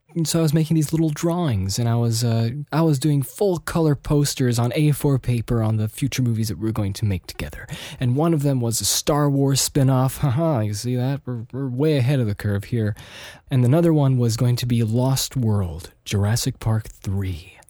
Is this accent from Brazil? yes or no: no; Austria; also born or lived in United States; living in Austria in the early nineties